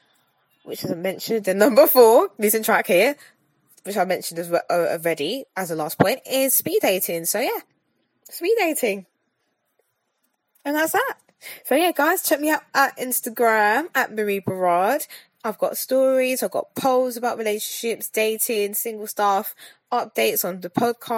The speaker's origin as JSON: {"language": "English", "region": "London", "country": "United Kingdom", "said": "I'm a Londoner, you know, from the UK"}